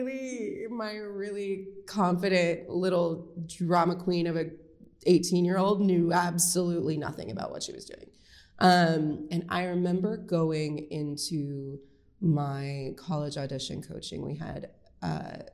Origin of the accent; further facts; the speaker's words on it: Marysville, United States; moved away; also born or lived in San Marcos, Texas; I grew up in Marysville.